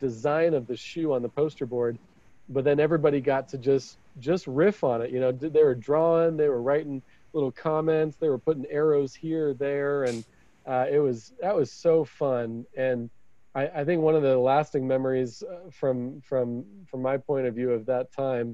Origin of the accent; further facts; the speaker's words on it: Idaho, United States; I'm from Idaho